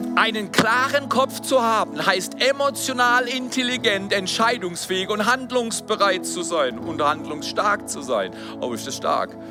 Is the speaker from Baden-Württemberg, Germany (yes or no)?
yes; Freiburg, Baden-Württemberg, Germany; in der Zone in Freiburg, wo ich groß geworden bin